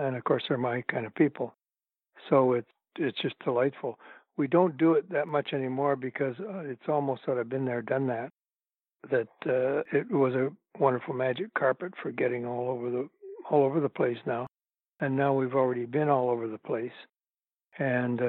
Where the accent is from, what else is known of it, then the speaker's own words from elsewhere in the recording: Toronto, Ontario, Canada; Toronto, my hometown